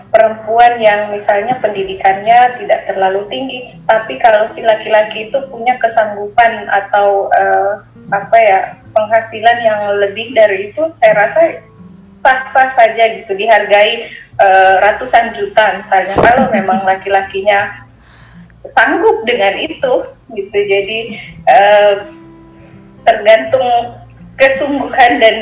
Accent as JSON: {"language": "Indonesian", "area": "Bugis Makassar", "region": "South Sulawesi", "country": "Indonesia", "said": "sebagai orang Bugis Makassar"}